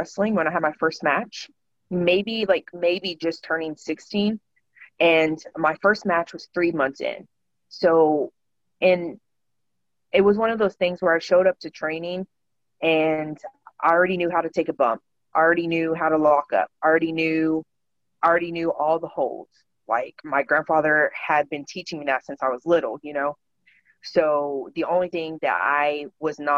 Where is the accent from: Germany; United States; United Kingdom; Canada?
United States; Overton, Texas; moved away; also born or lived in Dallas–Fort Worth, Texas; we had moved from DFW to a small town called Overton, which is where I say I'm from. Like I grew up in Overton.